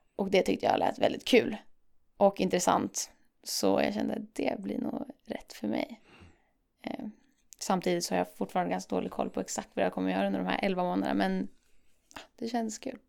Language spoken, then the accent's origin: Swedish; Umeå, Västerbotten County, Sweden; Jag kommer från Umeå